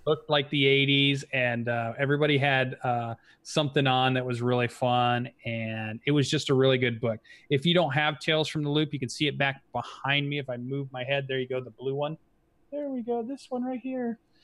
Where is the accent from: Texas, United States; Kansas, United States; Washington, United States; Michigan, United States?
Michigan, United States; Kalamazoo; somebody you know from my hometown